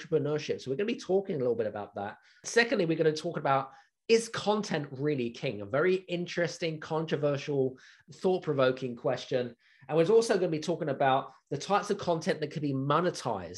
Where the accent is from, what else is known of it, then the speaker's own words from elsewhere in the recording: United Kingdom; I'm British